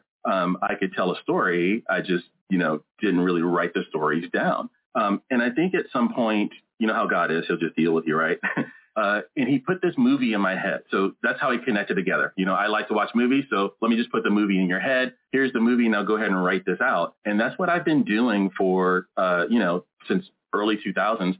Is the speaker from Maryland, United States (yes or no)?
yes; Maryland, United States; moved away as an adult; also born or lived in North Carolina / Jacksonville, Florida / St. Augustine, Florida; now in Des Moines, United States; I grew up in Maryland